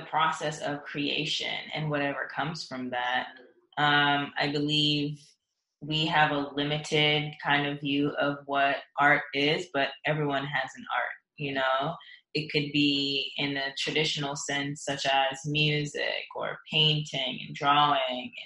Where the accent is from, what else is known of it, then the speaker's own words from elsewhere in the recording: Atlanta, Georgia, United States; also born or lived in Saint Ann, Jamaica; I was born in Jamaica, the countryside in St. Anne, and I spent most of my schooling and stuff here in Atlanta